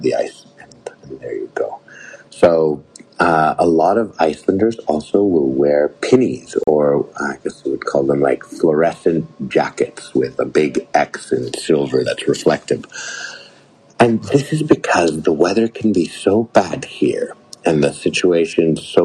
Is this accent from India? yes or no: no; Canada; as a Canadian, my parents always told me